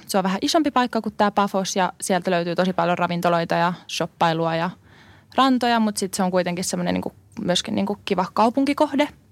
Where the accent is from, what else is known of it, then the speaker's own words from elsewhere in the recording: Finland; moved away as an adult; also born or lived in Cyprus; mä oon Suomesta